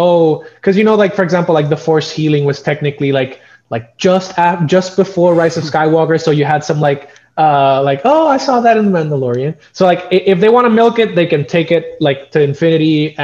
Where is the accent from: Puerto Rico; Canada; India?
Puerto Rico; I'm from Puerto Rico